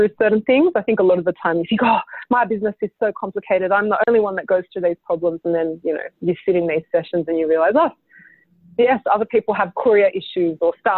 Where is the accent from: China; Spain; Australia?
Australia; as an Australian designer